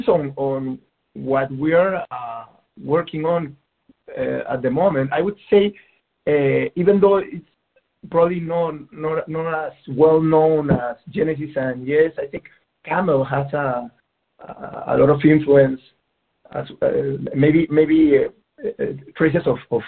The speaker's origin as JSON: {"language": "English", "country": "Peru", "tie": "born or raised there", "said": "We grew up in Peru"}